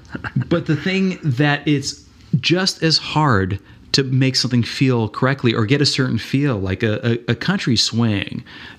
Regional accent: Central Florida, United States; I grew up in Central Florida, mm-hmm, in rural Florida, well, not rural, but smaller town Florida

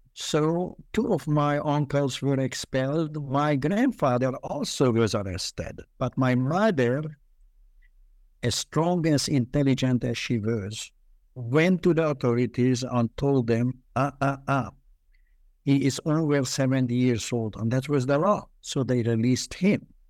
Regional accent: Budapest, Hungary; also born or lived in Israel; now in United States; I was born in Budapest during the war. Um, uh, Budapest had at that time 22 districts, and we lived in the toughest district.

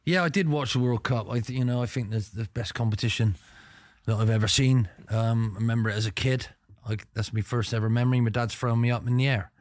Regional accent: England, United Kingdom; I come from England

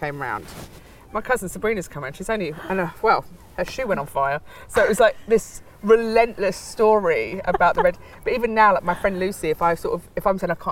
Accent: London, United Kingdom; also born or lived in Ireland; I was born in Regent's Park Estates, a council estate, down near Warren Street, in between Warren Street and Mornington Crescent.

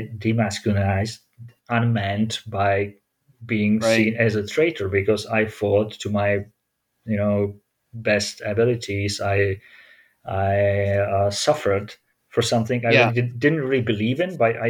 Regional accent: Olomouc, Olomouc Region, Czechia; my hometown of Olomouc

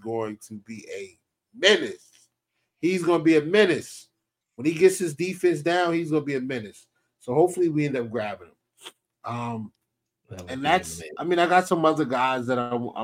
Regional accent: New Jersey, United States; I'm from Jersey

